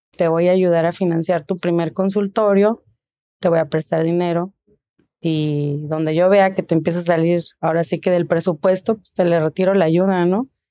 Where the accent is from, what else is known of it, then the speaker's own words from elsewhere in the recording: Tijuana, Baja California, Mexico; Soy orgullosamente originaria de Tijuana